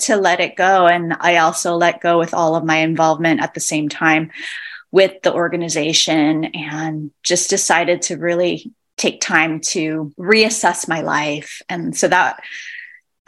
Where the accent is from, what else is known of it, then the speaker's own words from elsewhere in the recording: Hilo, Hawaii, United States; moved away as an adult; also born or lived in California / New York City; I'm originally born and raised in Hilo, Hawaii, and that is where I'm currently based.